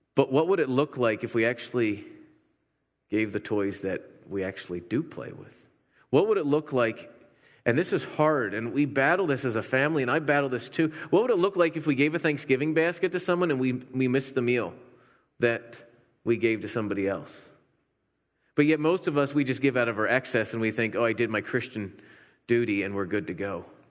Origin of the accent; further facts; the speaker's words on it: Pennsylvania, United States; moved away; I'm from Pennsylvania